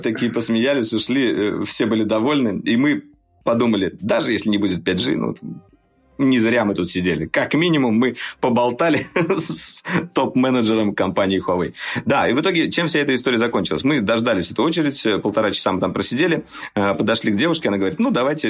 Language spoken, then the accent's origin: Russian; Russia; Мы, журналисты из России, приехали вот э, на ИФУ